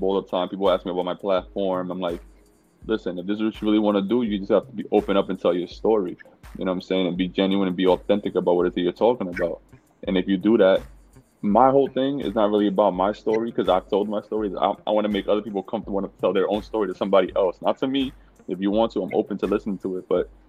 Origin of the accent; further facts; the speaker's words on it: New York City, New York, United States; I was born and raised in New York City to Dominican. My parents were from Dominican Republic.